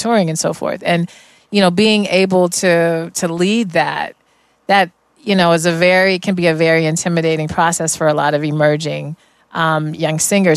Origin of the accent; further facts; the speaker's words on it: Denver, Colorado, United States; the whole ensemble was one from all the Denver public schools, because I'm originally from Denver